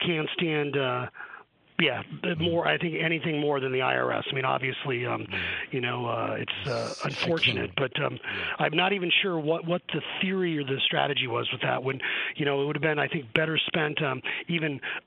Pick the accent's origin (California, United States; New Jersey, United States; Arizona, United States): Arizona, United States; I'm from Arizona